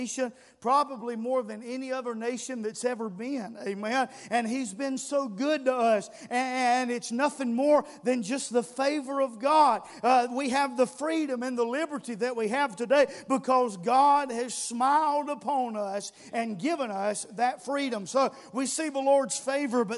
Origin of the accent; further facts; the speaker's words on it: United States; we're Americans